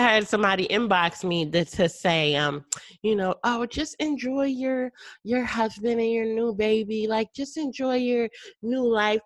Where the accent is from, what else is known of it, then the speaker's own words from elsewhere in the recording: Connecticut, United States; now in Texas, United States; I'm from Connecticut, she's from Connecticut, and I now live in Texas